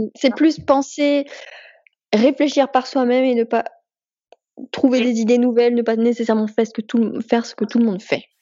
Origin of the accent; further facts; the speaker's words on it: France; on est français